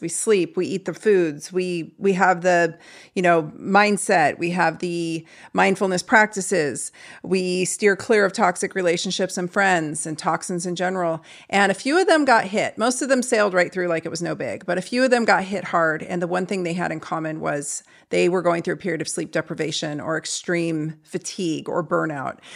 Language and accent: English; St. Louis, Missouri, United States; I'm from Saint Louis, too